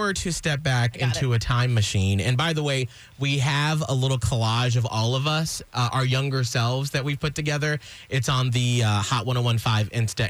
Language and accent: English; Atlanta, Georgia, United States; So I grew up in Atlanta, where I lived south of the city, and I was bused up to the quote-unquote rich white area, because I'm black